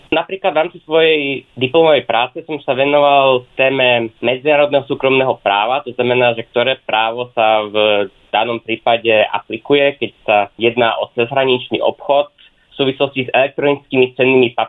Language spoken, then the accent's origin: Slovak; Snina, Prešov Region, Slovakia; moved away as an adult; now in Heidelberg, Germany; mám 25 rokov a pôvodne pochádzam zo Sní na východnom Slovensku.